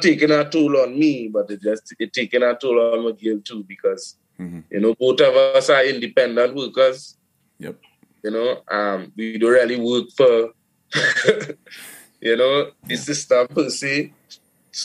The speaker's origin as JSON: {"language": "English", "country": "Trinidad & Tobago", "tie": "born or raised there", "moved": "yes", "lives_now": "Brooklyn, United States", "said": "I grew up in Trinidad"}